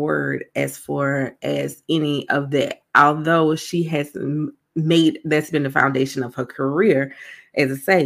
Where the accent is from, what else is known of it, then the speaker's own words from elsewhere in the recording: South Carolina, United States; I'm from South Carolina.